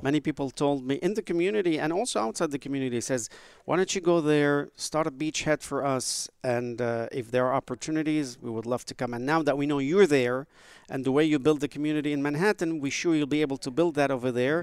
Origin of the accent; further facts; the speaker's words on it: Beirut, Beirut Governorate, Lebanon; now in United States; I was born in Beirut, Lebanon